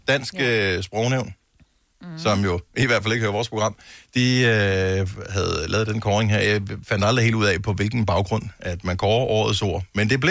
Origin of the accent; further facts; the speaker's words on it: Denmark; vi er trods alt danskere